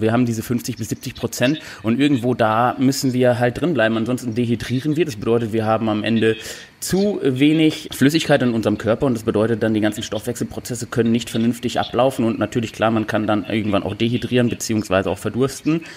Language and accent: German; Cologne-Düsseldorf region, North Rhine-Westphalia, Germany; Also wir kommen ja hier aus der Region Köln-Düsseldorf